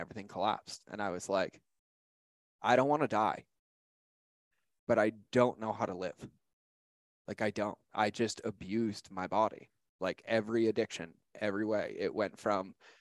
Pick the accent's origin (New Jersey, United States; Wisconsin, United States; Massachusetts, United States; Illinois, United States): Massachusetts, United States; Boston; moved away as an adult; I grew up in Boston, Massachusetts, right outside of Boston